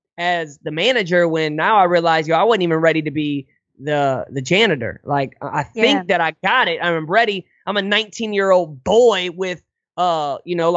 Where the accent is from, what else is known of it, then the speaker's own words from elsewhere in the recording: Hazelwood, Missouri, United States; I'm from Hazelwood, North County, St. Louis. I'm Hazelwood, not Hollywood